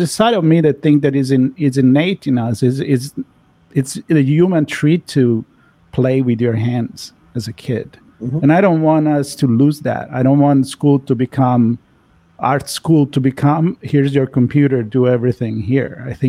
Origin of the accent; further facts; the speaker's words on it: Florence, Tuscany, Italy; I'm from Florence, Italy, so I'm thinking the Renaissance.